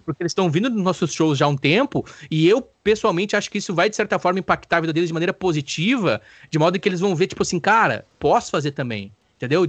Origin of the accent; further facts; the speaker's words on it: Brazil; eu como brasileiro